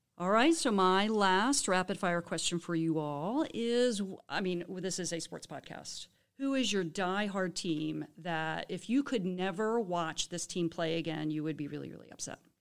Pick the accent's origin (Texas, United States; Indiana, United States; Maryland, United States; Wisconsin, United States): Maryland, United States; Baltimore area; also born or lived in New Orleans; now in High Point, United States; I am from the Baltimore area